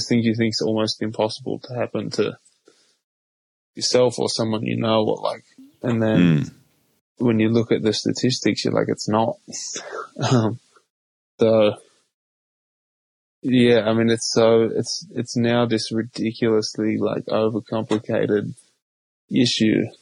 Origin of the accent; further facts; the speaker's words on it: Australia; now in United States; growing up in Australia